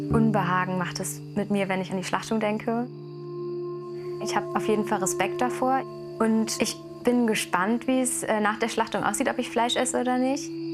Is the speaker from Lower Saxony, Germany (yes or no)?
yes; Oldenburg, Lower Saxony, Germany; moved away as an adult; now in Göttingen, Germany; komme aber gebürtig aus Oldenburg